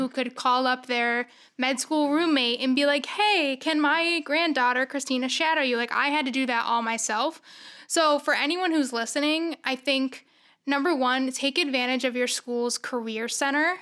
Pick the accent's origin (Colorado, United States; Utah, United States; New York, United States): New York, United States; Syracuse; I'm from Syracuse originally.